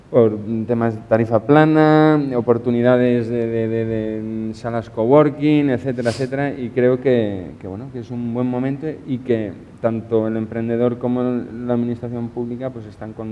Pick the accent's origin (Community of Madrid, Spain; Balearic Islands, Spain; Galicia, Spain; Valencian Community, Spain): Valencian Community, Spain; Novelda; por lo menos de donde yo vengo, en Novelda hay una cantidad de gente que sabe hacer de todo y con gracia y con arte